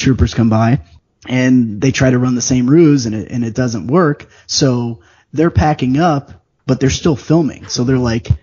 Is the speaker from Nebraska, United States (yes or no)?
no; Chicago, Illinois, United States; And I grew up in Chicago.